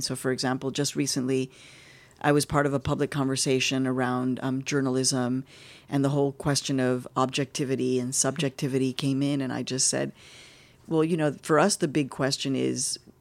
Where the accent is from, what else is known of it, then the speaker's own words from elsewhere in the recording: Mexico; also born or lived in Chicago; now in United States; I'm Mexican. My husband is from the Dominican Republic, but I'm Mexican